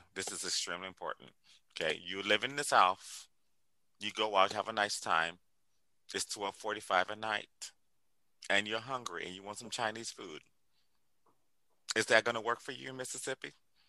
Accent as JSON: {"language": "English", "country": "Liberia", "tie": "born or raised there", "also_born_or_lived": "Cincinnati, United States / Columbus, Ohio, United States", "moved": "yes", "lives_now": "New York, United States", "said": "I was born in Cincinnati, grew up in Liberia. Monrovia was bustling in Liberia. Come to Columbus, Ohio, and then New York."}